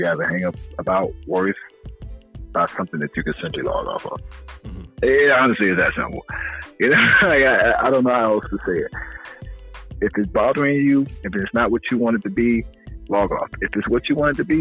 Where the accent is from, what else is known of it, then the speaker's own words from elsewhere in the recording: South Carolina, United States; I'm from South Carolina